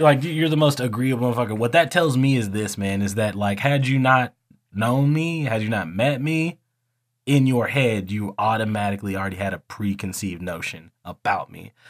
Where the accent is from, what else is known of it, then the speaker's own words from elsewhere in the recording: the South, United States; we are from the South